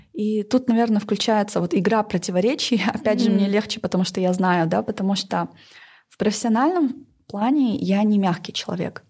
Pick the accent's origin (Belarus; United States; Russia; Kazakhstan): Kazakhstan; Northern Kazakhstan; я поработала и на севере Казахстана, откуда я родом